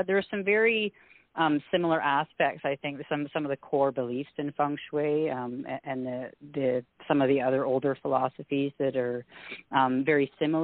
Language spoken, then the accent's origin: English; Canada; also born or lived in Alberta; We're a Scottish family. I'm first generation Canadian